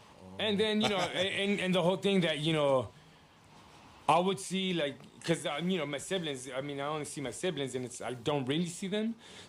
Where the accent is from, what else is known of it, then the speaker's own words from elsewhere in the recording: León, Guanajuato, Mexico; also born or lived in Pacoima; At the time, we were living in Pacoima. My dad sold the house, and then I think before I hit one, he moved us out to León, Guanajuato.